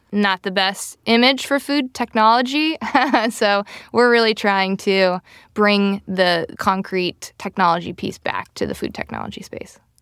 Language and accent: English; Rochester, Minnesota, United States; I grew up in Minnesota, Rochester, Minnesota